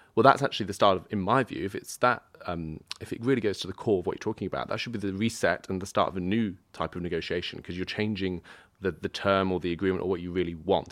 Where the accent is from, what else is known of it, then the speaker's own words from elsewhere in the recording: United Kingdom; I'm British